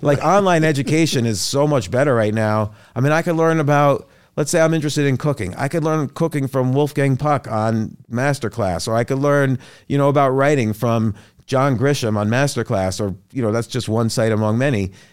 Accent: New Brunswick, New Jersey, United States; also born or lived in New York; Born in New York, grew up, like, around New York, New Jersey.

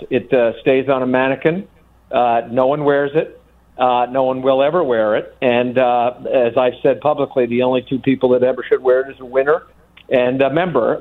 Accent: New York, United States; I was born and raised in New York

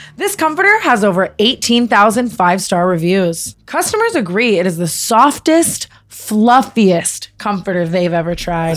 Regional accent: Las Vegas, Nevada, United States; growing up in Vegas

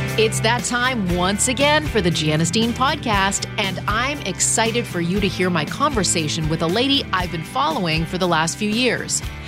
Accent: Canada; now in United States; I'm from Canada. I mean, so I'm from a socialist country.

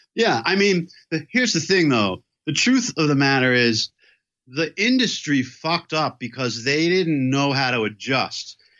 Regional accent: New York City, New York, United States; I grew up in Manhattan, right in New York City, and in Chelsea

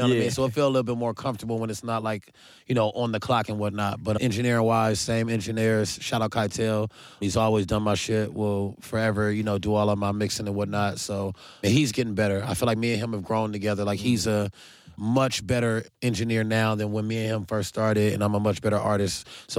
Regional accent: Carson, California, United States; I'm from Carson, DeLamo to be exact.

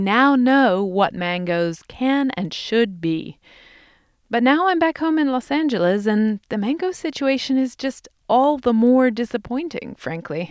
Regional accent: England, United Kingdom; moved away; where I grew up in England

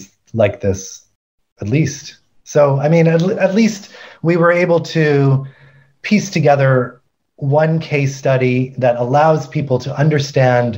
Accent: Vancouver, British Columbia, Canada; moved away; I'm from Vancouver

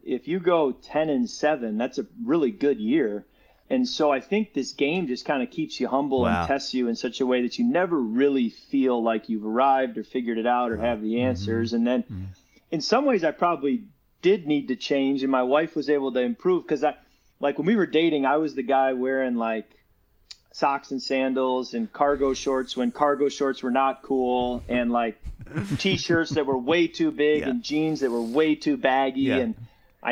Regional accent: Chicago suburbs, Illinois, United States; we grew up in the Chicago suburbs

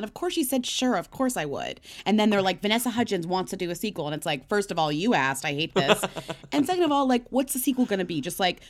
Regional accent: Newton, Massachusetts, United States; born or raised there

